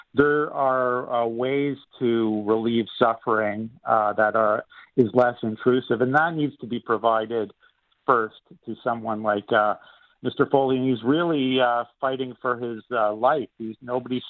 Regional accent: Canada

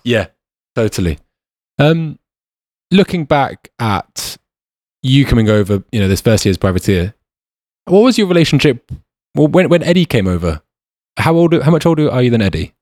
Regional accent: United Kingdom; also born or lived in New Zealand; I wouldn't say us Brits were kind of pompous

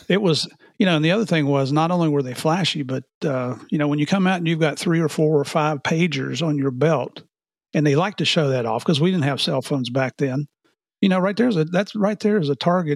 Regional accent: United States; moved away as an adult; also born or lived in Tennessee / West Virginia; now in Florida, United States; I grew up in Tennessee and West Virginia

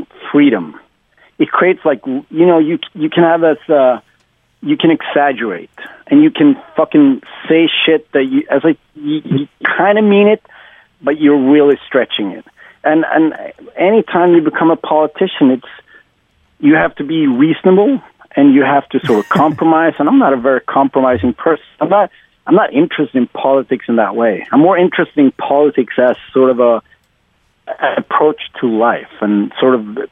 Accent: Sweden; the whole 90s scene in my hometown, I even live in a small town, I still live here

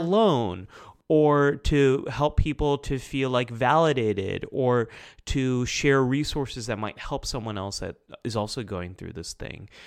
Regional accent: United States; I'm Pakistani American. Like, I was born and raised here, but, like, part of my family goes back to Pakistan.

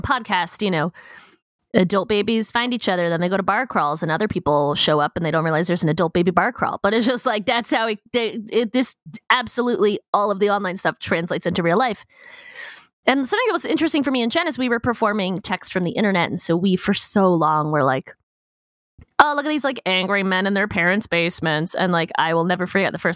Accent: United States; as an American

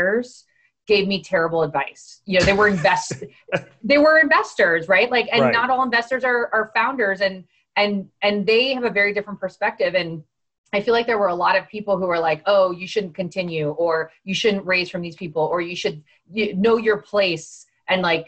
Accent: Miami, Florida, United States; I'm from Miami. I'm Cuban, right? This is my home

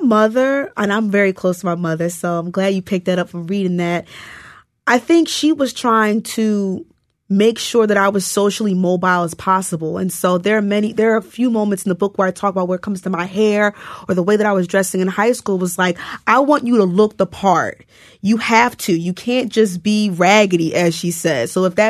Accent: New Jersey, United States; I came from New Jersey and I knew that like part of the reason why Harlem seemed attractive to me because it seemed safer

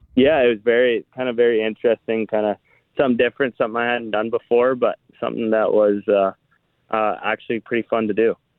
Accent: Foxwarren, Manitoba, Canada; my hometown, Foxwin

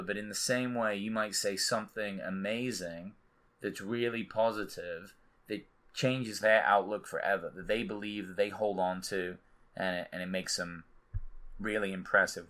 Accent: England, United Kingdom; I'm English

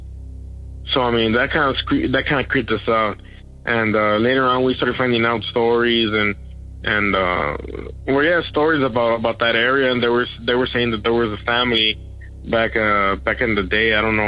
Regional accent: Eagle Pass, Texas, United States; I'm from the Eagle Pass area, Eagle Pass, Texas

